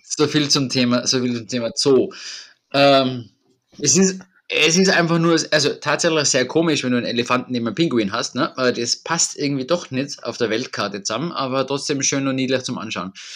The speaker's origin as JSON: {"language": "German", "region": "Tyrol", "country": "Austria", "said": "bei uns in Tirol"}